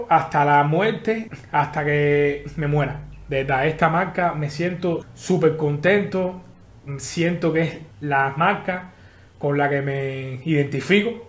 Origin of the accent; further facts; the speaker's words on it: Havana, Cuba; Yo soy de La Habana, nacido y criado en La Lisa. Ahora mismo estoy viviendo eh, en Marianao hace seis años porque me casé y nada.